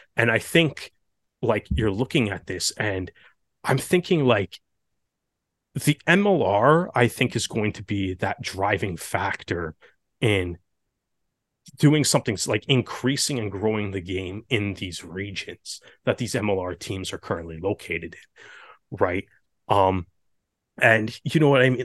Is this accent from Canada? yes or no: yes; Canada; a Canadian kid